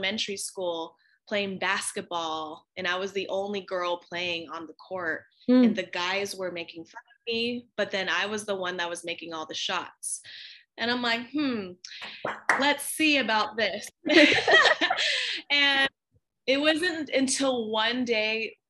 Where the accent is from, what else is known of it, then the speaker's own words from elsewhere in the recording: United States; also born or lived in California; I am Filipino American. I'm first generation born in America